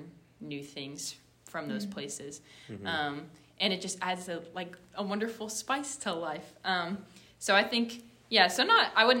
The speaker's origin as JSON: {"language": "English", "region": "California", "country": "United States", "moved": "as an adult", "lives_now": "Kentucky, United States", "said": "I'm from California"}